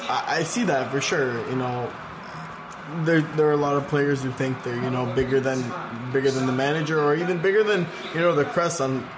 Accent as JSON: {"language": "English", "region": "England", "country": "United Kingdom", "said": "when I pick my England squad, because I am English, I will pick Stevie G over Lampard all the time."}